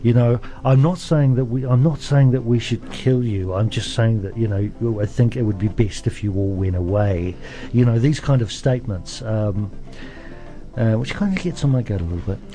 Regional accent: Auckland, New Zealand; now in Dunedin, New Zealand; I'm from South Auckland. Um, so I know what it's like to come from a community

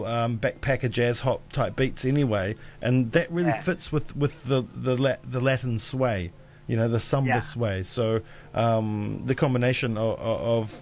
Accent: Dunedin, Otago, New Zealand; I'm from Dunedin, and we expect rain here

